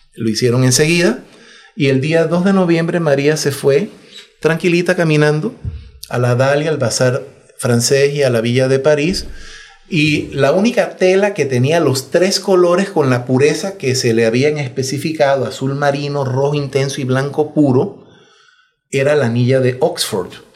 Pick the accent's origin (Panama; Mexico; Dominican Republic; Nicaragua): Panama